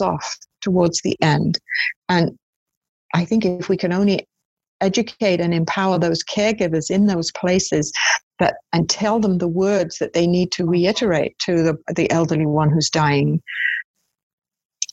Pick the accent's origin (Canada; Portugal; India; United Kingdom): United Kingdom; I'm British